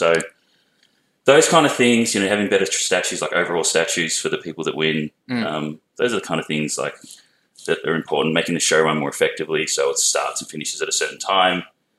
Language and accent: English; Melbourne, Victoria, Australia; also born or lived in Perth, Western Australia; I come from Melbourne.